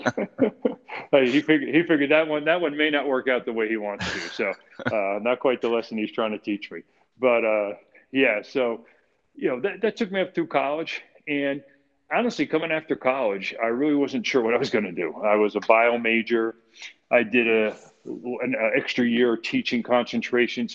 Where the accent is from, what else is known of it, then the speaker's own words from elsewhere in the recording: Clifton, New Jersey, United States; also born or lived in Millburn, New Jersey; Born and raised in Clifton, New Jersey, 1963